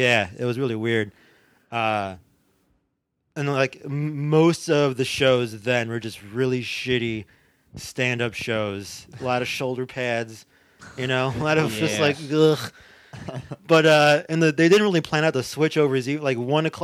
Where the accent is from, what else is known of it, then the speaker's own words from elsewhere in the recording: Chicago, Illinois, United States; moved away; I was more the Northwest side, like Humboldt Park and Wicker Park and all that. And I would go back and forth, too, between that and the Burbs.